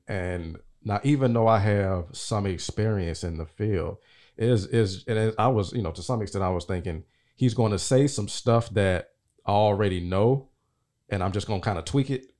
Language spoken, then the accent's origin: English; Nashville, Tennessee, United States; I'm from Nashville.